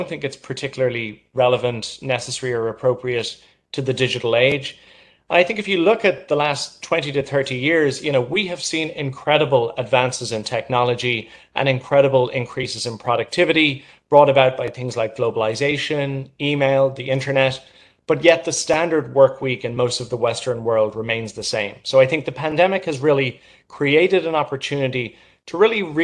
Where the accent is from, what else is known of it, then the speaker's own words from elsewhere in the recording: Ireland; now in New York, United States; I'm originally from Ireland and moved to New York